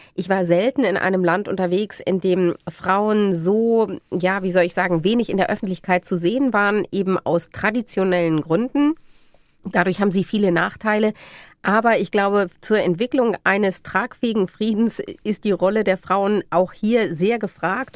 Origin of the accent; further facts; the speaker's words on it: Germany; bei uns in Deutschland